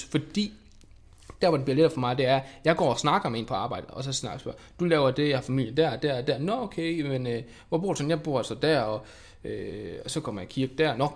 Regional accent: Denmark; er dansker, ikke?

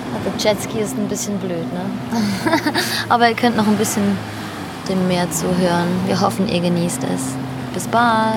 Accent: Switzerland; moved away as an adult; also born or lived in Naples; ich bin ursprünglich Schweizerin, ich komme aus der Schweiz, also wenn ich mich manchmal hier ein bisschen verhasple mit der deutschen Sprache

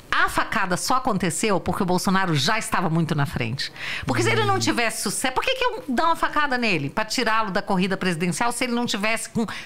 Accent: Federal District, Brazil; Eu sou do DF.

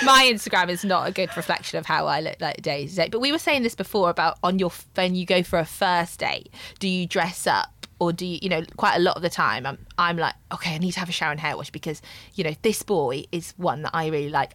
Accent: Midlands, United Kingdom; moved away as an adult; now in London, United Kingdom; I am 31 and I'm from the Midlands. Been living in London for about six years

